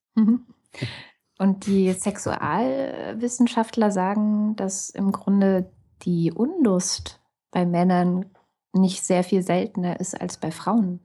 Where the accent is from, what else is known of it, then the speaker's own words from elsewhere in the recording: East Germany, Germany; ich bin in der DDR geboren